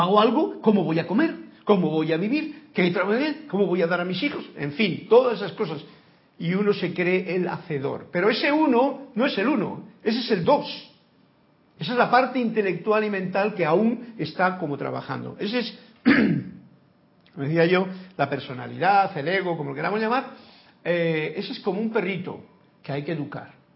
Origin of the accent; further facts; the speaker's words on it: Spain; Soy español